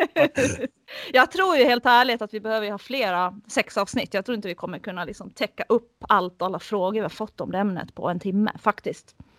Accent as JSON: {"language": "Swedish", "country": "Finland", "said": "jag är finlandssvensk"}